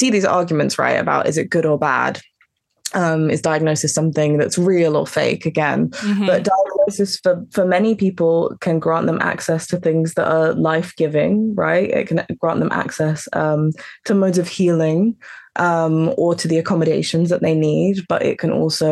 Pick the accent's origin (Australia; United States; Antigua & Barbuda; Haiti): Antigua & Barbuda; I'm from Antigua, my family's from Antigua